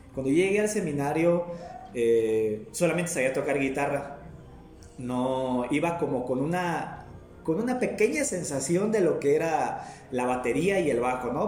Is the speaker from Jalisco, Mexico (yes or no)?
yes; Guadalajara, Jalisco, Mexico; also born or lived in Zamora, Michoacán / San Jeronimito, Guerrero; now in Maravatío, Mexico; radiqué muchos años en Zamora, Michoacán, pero pues este, soy nacido en Guadalajara, Jalisco